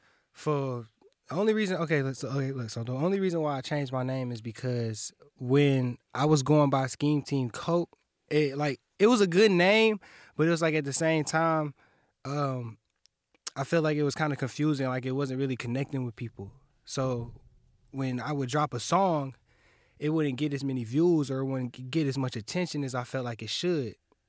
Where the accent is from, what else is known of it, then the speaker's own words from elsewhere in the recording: Kalamazoo, Michigan, United States; born there; I was born in KZU. Like, my parents, they went to Western. And they had me.